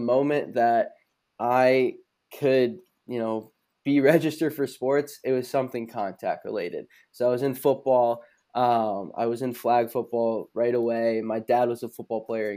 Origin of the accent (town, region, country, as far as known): Geneva, Illinois, United States; born or raised there; also born or lived in Naperville, Illinois / Glen Ellyn, Illinois